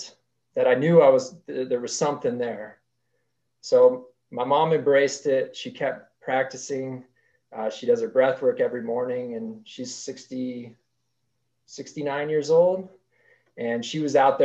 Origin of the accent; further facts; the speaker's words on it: Park City, Utah, United States; I grew up here in Utah. My family moved to Park City when I was very young